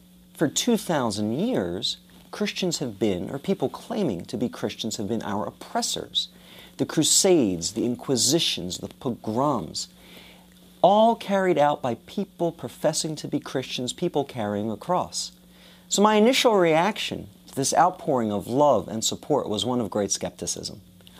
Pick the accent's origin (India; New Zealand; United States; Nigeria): United States; I've had the privilege of growing up in America. I've had the privilege of growing up in a country where I don't have to be ashamed of my Judaism.